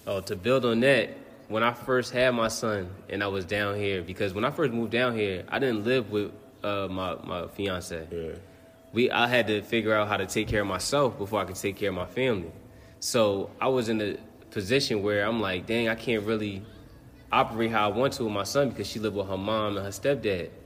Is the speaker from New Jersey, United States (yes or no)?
yes; Neptune, New Jersey, United States; moved away as an adult; now in Baltimore, United States; I'm from Neptune, New Jersey, and I currently live in Baltimore, Maryland.